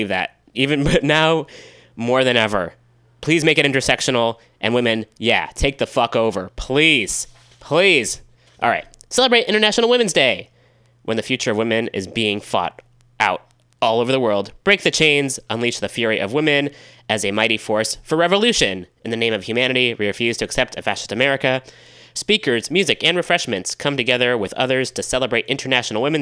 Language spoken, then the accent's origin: English; Richmond, California, United States; in Richmond, California, my hometown